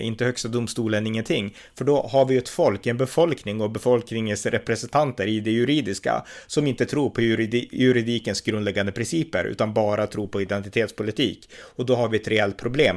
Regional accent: Sweden

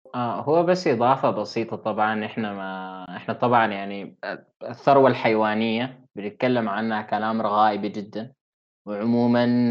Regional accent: Sudan; عندنا في السودان

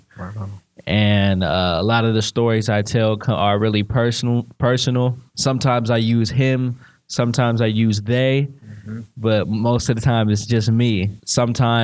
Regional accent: Sacramento, California, United States; I'm from South Sacramento, Valley High, Shortway Drive

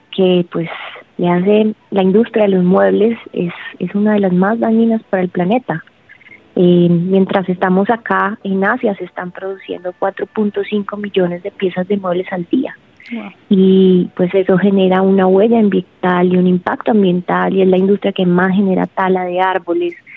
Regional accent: Colombia; como colombiana

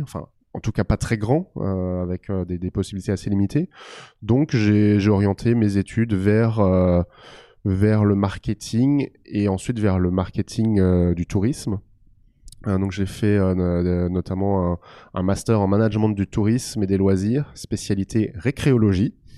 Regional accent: Alsace, Grand Est, France; je suis originaire d'Alsace

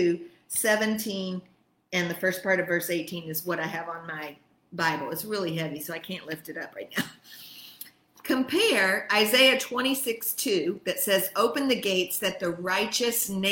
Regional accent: Texas, United States; now in Italy; I'm an American, but I'm really a Texan

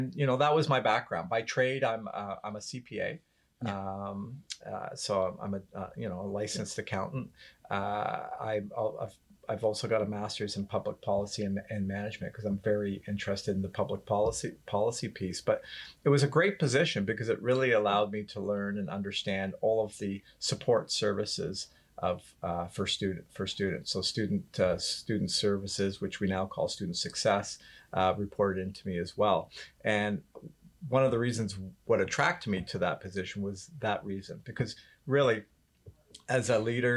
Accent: Barrie, Ontario, Canada; I grew up in Barrie

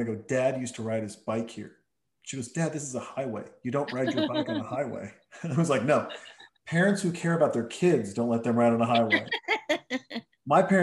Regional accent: Montana, United States; moved away; also born or lived in Helena, Montana / Townsend, Montana / Whitefish, Montana; I'm from Helena, Montana, Townsend, Montana, but I grew up, some of my formative years were spent in the northwest corner of Montana

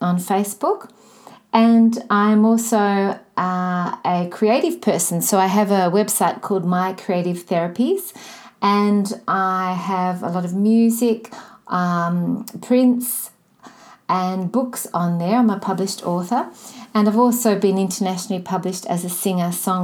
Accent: Melbourne, Victoria, Australia; I'm from Melbourne, Australia.

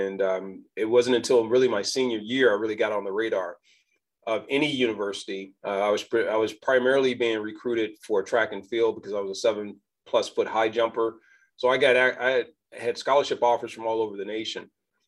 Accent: Danville, Virginia, United States; I was basically from Danville. We sit on the border of Virginia and North Carolina.

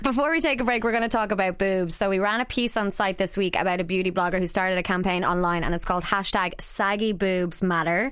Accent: Ireland; growing up as, as Irish people

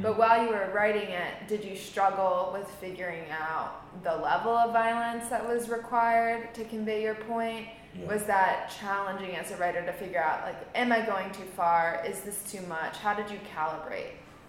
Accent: Georgia, United States; I grew up in Georgia.

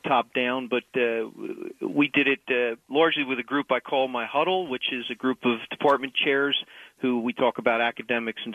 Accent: Boothwyn, Pennsylvania, United States; now in Wilmington, United States; I grew up in Aston in Boothwyn, Pennsylvania, but I live in Wilmington, Delaware now

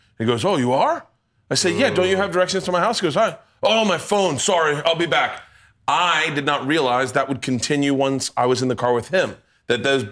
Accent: Florida, United States; I grew up in Florida

